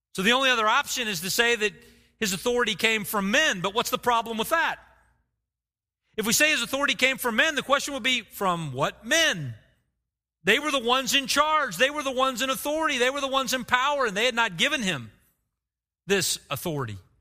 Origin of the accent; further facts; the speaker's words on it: Oklahoma, United States; I grew up in Oklahoma